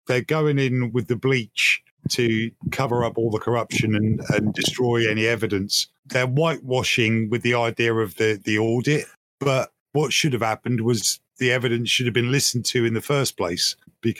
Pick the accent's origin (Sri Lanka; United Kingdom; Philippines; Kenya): United Kingdom; I'm British. I don't know if you can tell from my accent